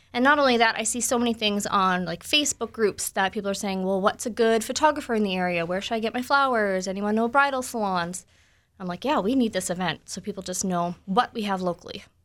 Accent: Ontario, Canada; now in Manitoba, Canada; I'm from Ontario

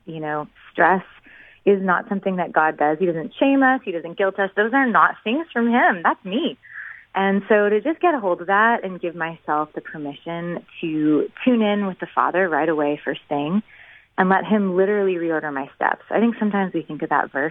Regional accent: Winnipeg, Manitoba, Canada; moved away as an adult; now in Nashville, United States; We were both born and raised in Winnipeg

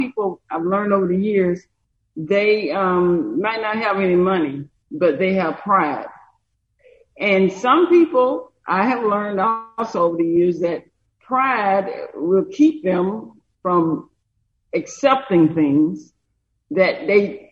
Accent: Brewton, Alabama, United States; moved away as an adult; I was born and raised here in Brewton, and so is my husband.

